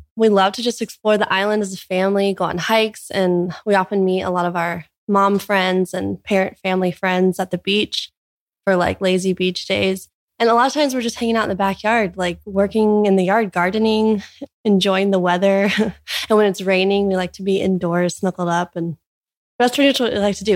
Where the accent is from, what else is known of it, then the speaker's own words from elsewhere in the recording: Orange County, California, United States; moved away as an adult; now in Hawaii, United States; we were both born and raised in Orange County, California.